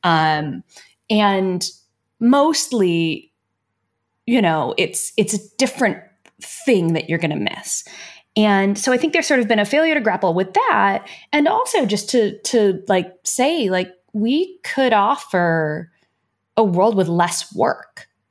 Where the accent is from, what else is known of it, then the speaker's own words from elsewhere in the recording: United States; I say this as an American